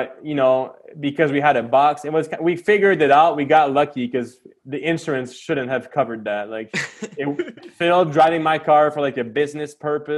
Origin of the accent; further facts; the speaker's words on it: Quebec, Canada; I'm from Quebec